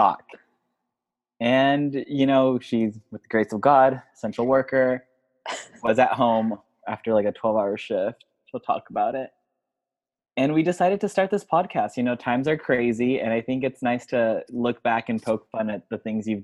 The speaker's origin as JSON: {"language": "English", "town": "San Diego", "region": "California", "country": "United States", "lives_now": "Santa Monica, United States", "said": "from San Diego, but I now reside in Santa Monica or Brentwood"}